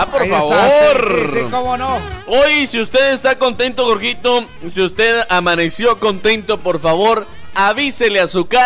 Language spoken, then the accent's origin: Spanish; Guatemala; Cosas que debemos de evitar como guatemaltecos. Si hay pasarela, utilícela.